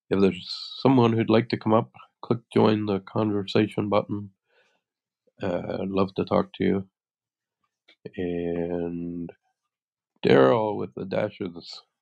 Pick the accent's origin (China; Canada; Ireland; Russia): Canada; Yarmouth County, Nova Scotia; moved away; my hometown, my my home was actually not in town, but my home was in Yarmouth County, Nova Scotia